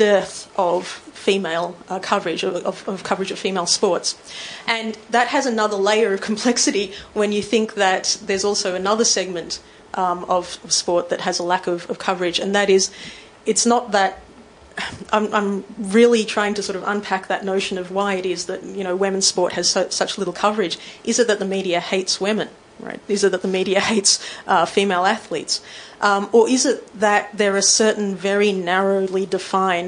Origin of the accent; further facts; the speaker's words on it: Melbourne, Victoria, Australia; also born or lived in Sydney; we're from Melbourne